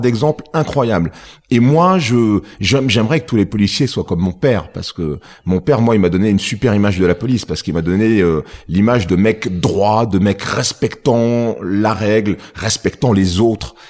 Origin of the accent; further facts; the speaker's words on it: Tours, Centre-Val de Loire, France; à l'époque où j'étais à l'école à Tours